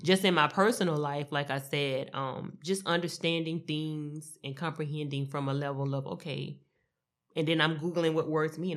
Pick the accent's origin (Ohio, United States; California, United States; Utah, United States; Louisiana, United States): Louisiana, United States; now in Dallas–Fort Worth, United States; I love my home state